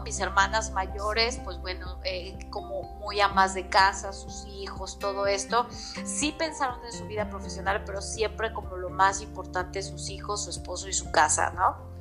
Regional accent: Mexico City, Mexico; moved away as an adult; now in Puebla, Mexico; soy de la Ciudad de México, radico aquí en Puebla desde hace aproximadamente ocho años

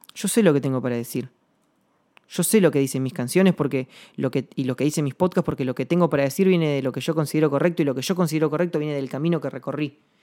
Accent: Rada Tilly, Chubut, Argentina; now in Buenos Aires, Argentina; mi ciudad natal, yo vivo en Buenos Aires, pero actualmente, pero, pero soy nacido en, en y en Chubut

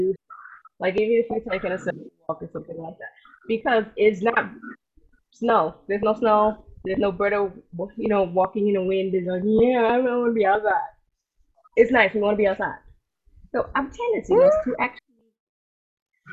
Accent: New York City, New York, United States; a girl from Brooklyn who is still here

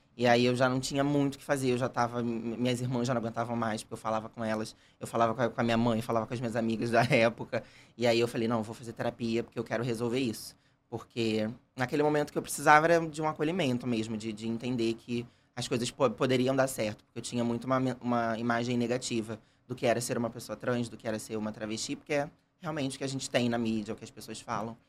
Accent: Rio de Janeiro, Brazil; also born or lived in Bangu; Nasci, nasci em Bangu e fui criado em Jacarepaguá.

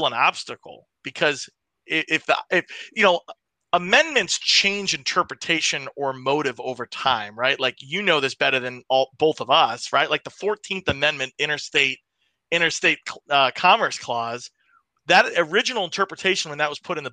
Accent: Western New York, United States; Ron and I grew up in Western New York.

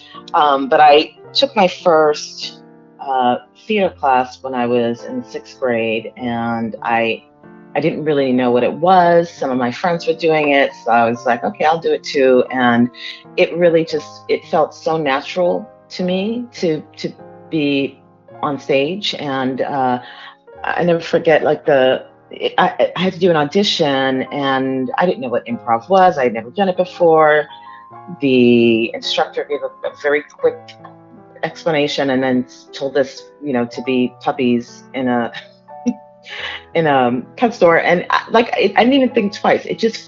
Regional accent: Miami, Florida, United States; also born or lived in Democratic Republic of the Congo; I grew up in Miami, but I was born in Africa. It was Zaire at the time. It's the Democratic Republic of Congo.

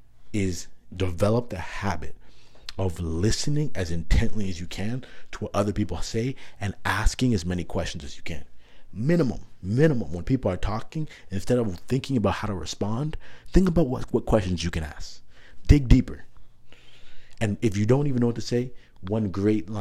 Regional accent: Toronto, Ontario, Canada; also born or lived in Markham, Ontario; growing up in Canada, for specifically in Toronto

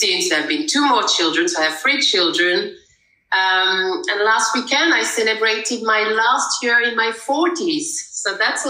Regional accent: Paris, Île-de-France, France; moved away as an adult; now in The Hague, Netherlands; originally, I'm from Paris, France

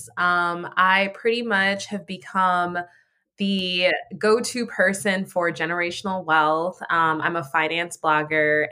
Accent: Minneapolis, Minnesota, United States; This is my city, which is Minneapolis, where I was born and raised

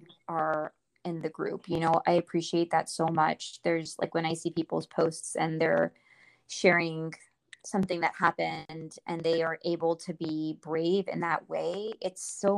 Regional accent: India; born there; So when I was born in India, my mom, she does not know what happened

